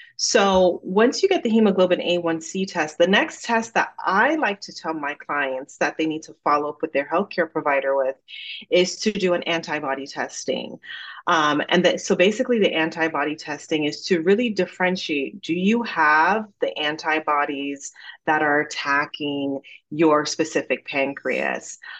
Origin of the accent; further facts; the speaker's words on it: Jamaica; accent: Jamaican; now in United States; growing up in Jamaica